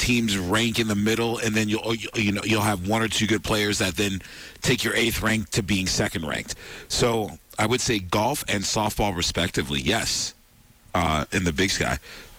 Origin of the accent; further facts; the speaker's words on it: New York City, New York, United States; I'm from New York City